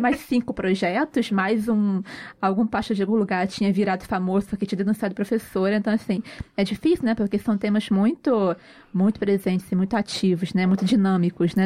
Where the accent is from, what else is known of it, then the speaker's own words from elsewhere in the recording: Rio de Janeiro, Brazil; a gente é carioca